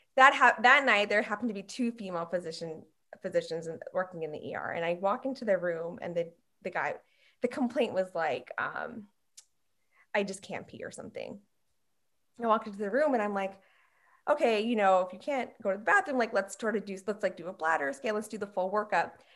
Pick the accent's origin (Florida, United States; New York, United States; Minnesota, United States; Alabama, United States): New York, United States; Long Island; moved away as an adult; now in Atlanta, United States; I was raised in New York on Long Island.